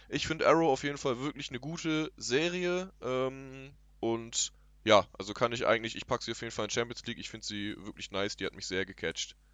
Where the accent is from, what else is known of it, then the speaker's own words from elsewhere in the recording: Germany; ich bin selber Deutscher